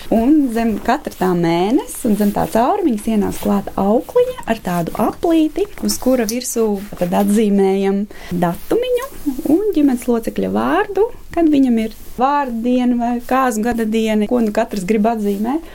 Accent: Engure, Tukums Municipality, Latvia; Es esmu no piekrastes, no Angūras. Bērnības gaitas pagājušas ir zvejnieks

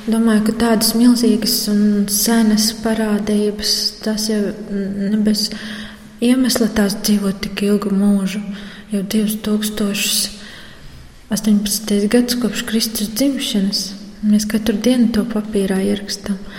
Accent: Latvia; Un, kas tāds rītīgs latviešu cilvēks esmu. Man ir gan zviedri, gan poļi, gan latvieši

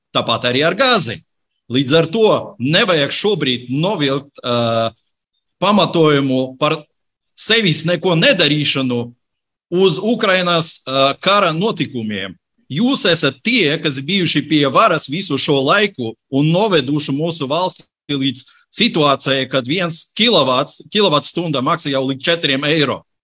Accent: Latvia; es esmu nācis no Latvijas, ja, bet man ir poļu senči

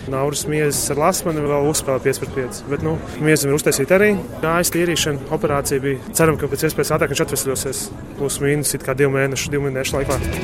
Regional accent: Jelgava, Latvia; no Jālgavas

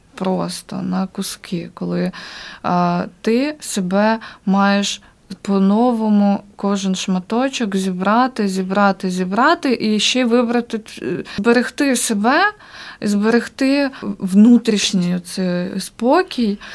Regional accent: Ukraine; moved away as an adult; also born or lived in Kyiv; now in Riga, Latvia; ми українці, ми дуже сильна нація

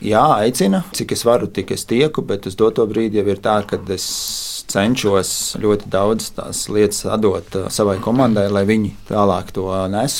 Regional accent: Brocēni, Kurzeme, Latvia; also born or lived in Saldus; now in Smiltene, Latvia; Orģināli mēs nākam no kurzemes

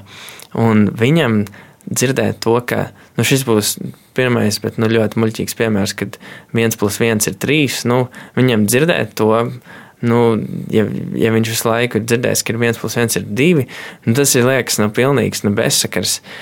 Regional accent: Kārķi, Valka Municipality, Latvia; es nāku no mazas ciematiņa kārķos

